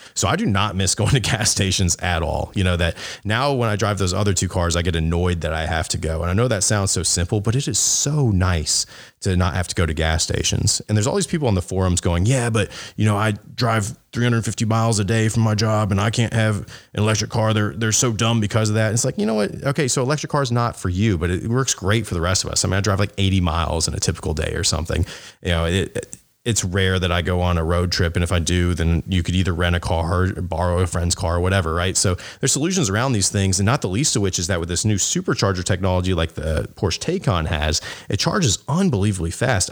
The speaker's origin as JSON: {"language": "English", "region": "the South", "country": "United States", "said": "I'm from the South where everyone has jacked up trucks"}